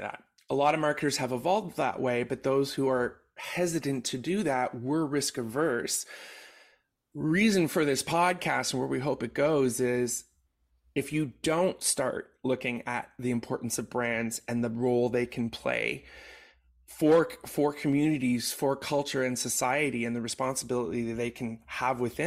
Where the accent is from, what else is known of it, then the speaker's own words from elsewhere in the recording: Canada; as a Canadian